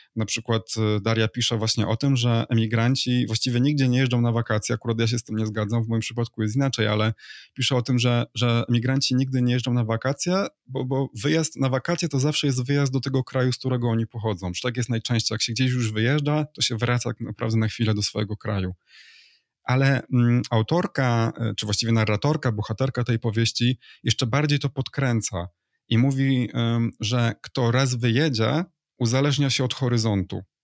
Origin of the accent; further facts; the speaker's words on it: Poland; moved away as an adult; now in Spain; jestem emigrantem, że wyjechałem z Polski